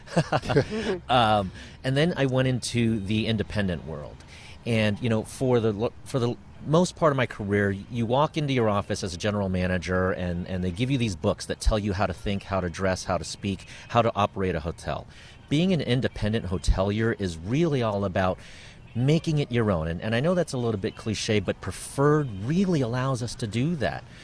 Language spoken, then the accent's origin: English; San Diego, California, United States; I grew up in San Diego